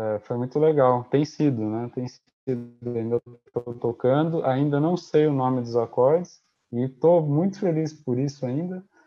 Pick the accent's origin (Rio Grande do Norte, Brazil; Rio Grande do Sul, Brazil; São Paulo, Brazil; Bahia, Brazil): São Paulo, Brazil; interior of; now in Paraná, Brazil; Eu sou do interior de São Paulo, de uma cidade pequena